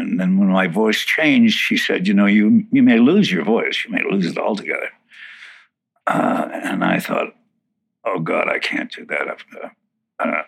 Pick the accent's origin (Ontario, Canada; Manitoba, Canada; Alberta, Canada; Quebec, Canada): Manitoba, Canada; Winnipeg; Born in Winnipeg, Manitoba, Canada